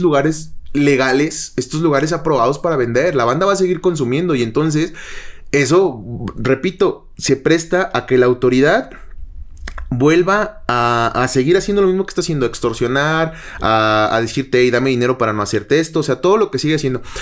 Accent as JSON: {"language": "Spanish", "town": "Mecatán", "region": "Nayarit", "country": "Mexico", "said": "mi pueblo, en Mecatán"}